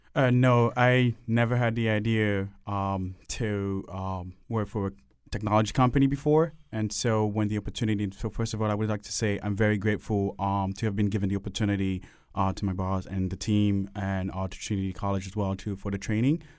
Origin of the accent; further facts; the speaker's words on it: Cameroon; now in Hartford, United States; I grew up in, um, Cameroon